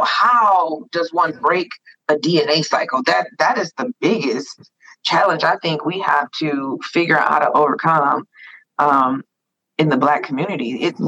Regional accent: United States; I was born and raised in America.

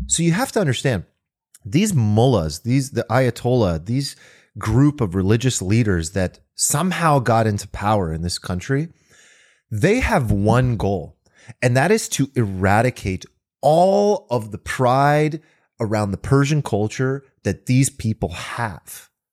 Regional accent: California, United States; I'm an American, born and raised in California

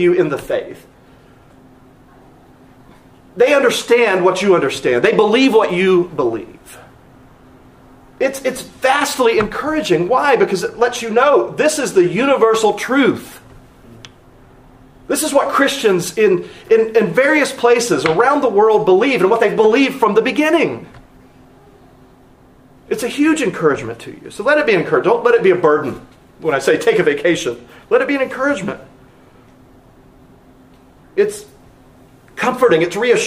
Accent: North Carolina, United States; also born or lived in Philadelphia area, Pennsylvania; now in Texas, United States; growing up in North Carolina

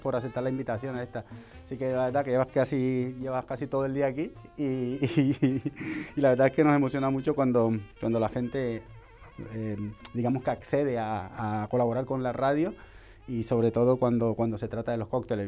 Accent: Cartagena, Bolívar, Colombia; now in Spain; estamos ahí básicamente cerca, en el Caribe, soy de Cartagena

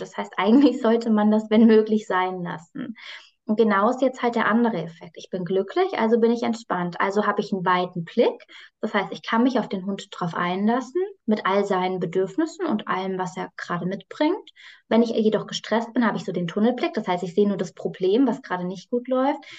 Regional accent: near Frankfurt am Main, Hesse, Germany; ich komme aus der Nähe von Frankfurt am Main

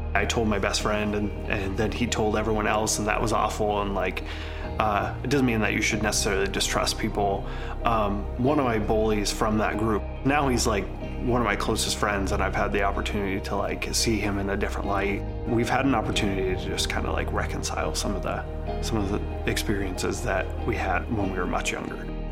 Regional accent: Seattle, Washington, United States; I'm from Seattle, Washington

